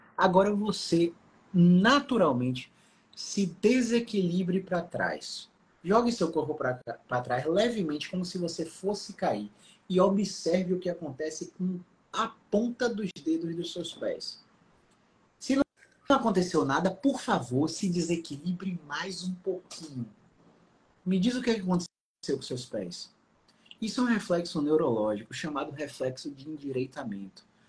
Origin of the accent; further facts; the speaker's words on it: Salvador, Bahia, Brazil; Eu sou de Salvador